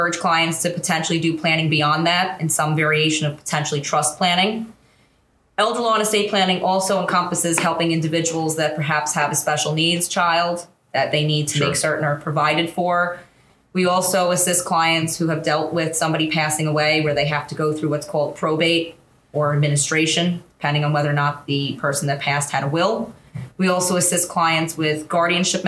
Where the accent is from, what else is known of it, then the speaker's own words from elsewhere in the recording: Hauppauge, New York, United States; I grew up in Hapag, Suffolk County